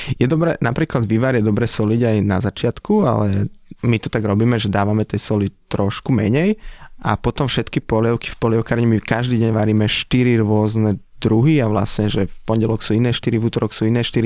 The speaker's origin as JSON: {"language": "Slovak", "area": "a small village near Nitra", "region": "Nitra Region", "country": "Slovakia", "tie": "born or raised there", "also_born_or_lived": "Prague", "said": "Som z, z malej dedinky od Nitry"}